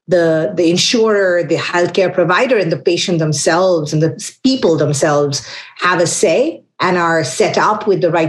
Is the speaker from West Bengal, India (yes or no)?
yes; Kolkata, West Bengal, India; now in Washington, D.C., United States; I'm originally from Calcutta. That's very material because that means I have traveled across many places to land up where I am today in Washington, D.C.